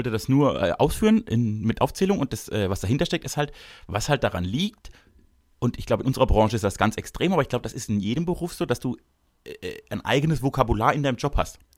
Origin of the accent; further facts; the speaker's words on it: Baden-Württemberg, Germany; Ich bin nämlich ein großherziger Typ. Ich komme nämlich aus dem Großherzigtum Baden.